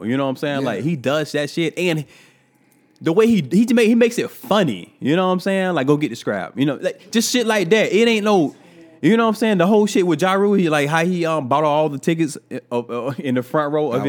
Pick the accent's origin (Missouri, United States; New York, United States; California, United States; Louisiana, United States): New York, United States; being a New Yorker, however you wanna say it was, it's still not right to talk to people like that.